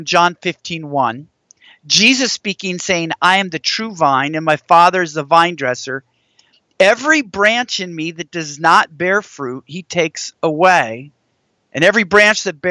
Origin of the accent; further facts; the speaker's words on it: Washington, United States; moved away as an adult; now in Texas, United States; I grew up in Washington State